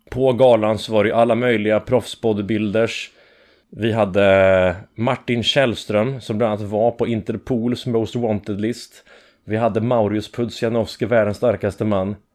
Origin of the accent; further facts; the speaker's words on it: Skogås, Stockholm County, Sweden; Skogås, söder om Stockholm.